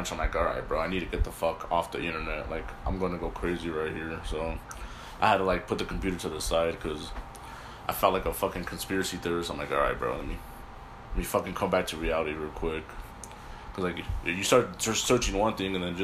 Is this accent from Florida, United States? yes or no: no; California, United States; now in Utah, United States; the city that I lived in when I grew up in Cali.